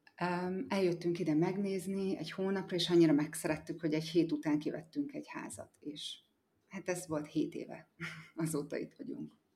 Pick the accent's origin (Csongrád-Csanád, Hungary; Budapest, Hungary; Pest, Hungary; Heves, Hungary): Heves, Hungary; Eger; moved away as an adult; also born or lived in Szombathely, Hungary / United States; now in Bali, Indonesia; Egerben születtem, és a szüleim mind a ketten kápolnaiak, az egy Eger közeli falu